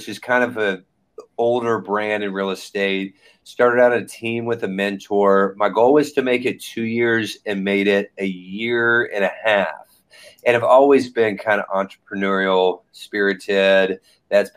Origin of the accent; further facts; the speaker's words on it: Indianapolis, Indiana, United States; I'm from Indianapolis, Indiana, crossroads of America, Midwest